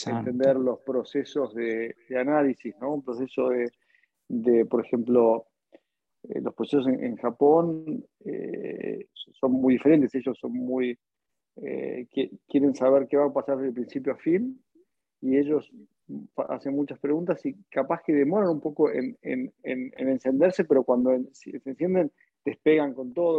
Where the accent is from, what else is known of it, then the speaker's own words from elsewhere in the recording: Argentina; moved away as an adult; also born or lived in United States; now in Singapore; yo en el año 2007 eh, salí de Argentina para hacer un máster en Estados Unidos